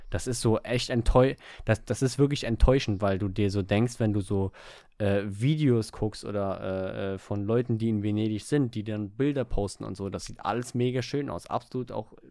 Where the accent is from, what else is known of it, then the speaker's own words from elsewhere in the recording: Germany; Weil wir in Deutschland so, sind, wir äh. sind Almans.